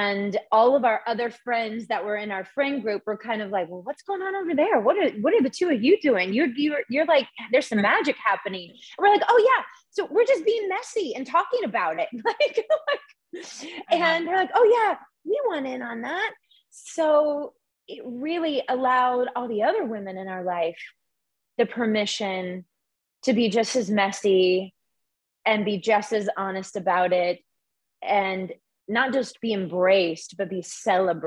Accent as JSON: {"language": "English", "region": "the South", "country": "United States", "tie": "born or raised there", "moved": "yes", "said": "being a girl growing up in the South"}